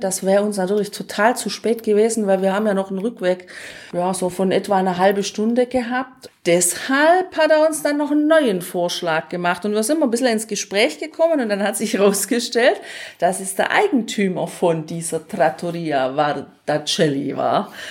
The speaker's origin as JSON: {"language": "German", "country": "Germany", "said": "wir sind die beiden Deutschen"}